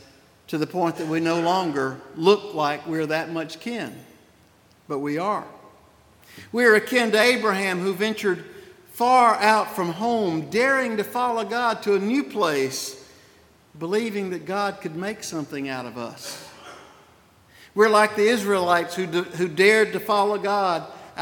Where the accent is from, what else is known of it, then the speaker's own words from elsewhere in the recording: Spartanburg, South Carolina, United States; accent: Southern; move to Spartanburg in 1800, and that made me a Southerner, determining my accent